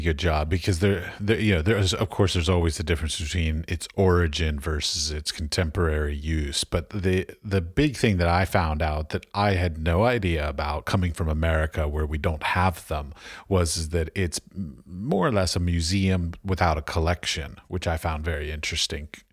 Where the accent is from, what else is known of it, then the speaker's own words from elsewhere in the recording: Washington, District of Columbia, United States; I grew up in Washington, D C